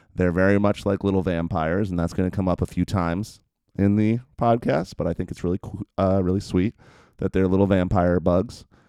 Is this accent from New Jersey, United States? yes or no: yes; New Jersey, United States; where I grew up in New Jersey